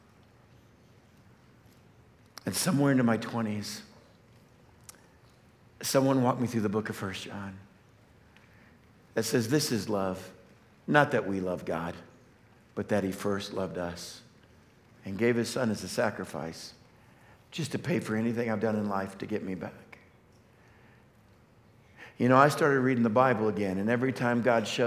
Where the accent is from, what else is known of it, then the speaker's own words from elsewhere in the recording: West Texas, United States; I grew up in West Texas, just hunting and fishing